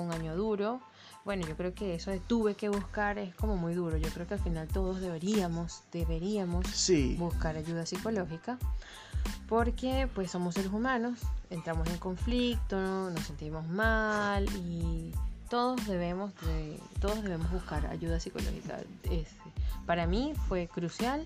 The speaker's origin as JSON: {"language": "Spanish", "country": "Venezuela", "moved": "as an adult", "lives_now": "Chile", "said": "como venezolanos del mundo"}